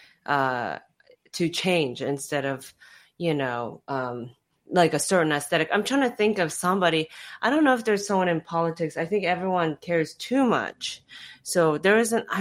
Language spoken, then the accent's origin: English; Japan; moved away; Japan was my home country